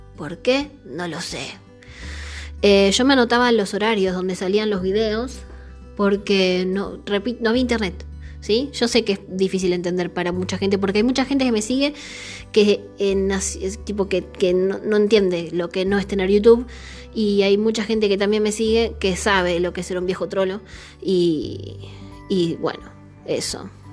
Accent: Buenos Aires, Argentina; yo soy de Saavedra

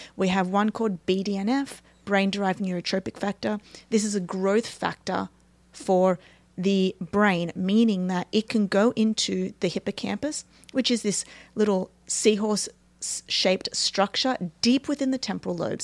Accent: Australia; moved away; I'm from Australia

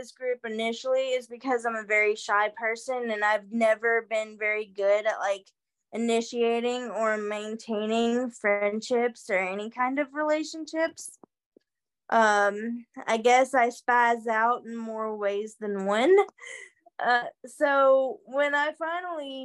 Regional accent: Murray, Kentucky, United States; I'm from Murray, Kentucky

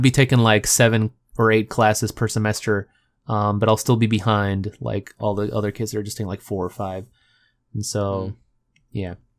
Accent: Texas, United States; I'm from Texas

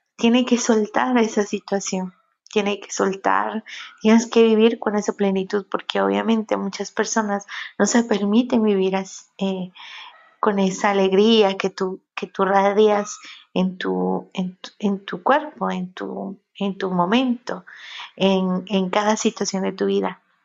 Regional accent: Mexico; aquí en México, yo soy de, aquí de México

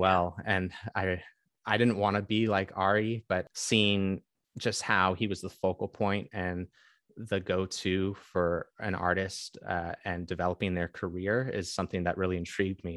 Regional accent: Bay Area, California, United States; I grew up in the Bay Area

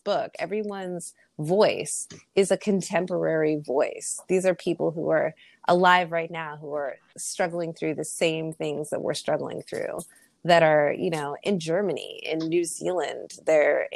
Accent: Canada; Being Canadian, thought that, oh, those years of French that I had growing up, that'll cover me

